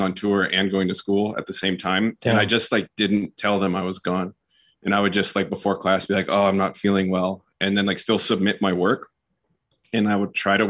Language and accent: English; Santa Cruz, California, United States; moved away; I'm from Santa Cruz